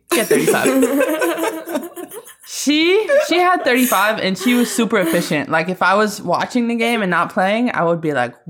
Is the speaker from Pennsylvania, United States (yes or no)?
no; Syracuse, New York, United States; I'm from Syracuse.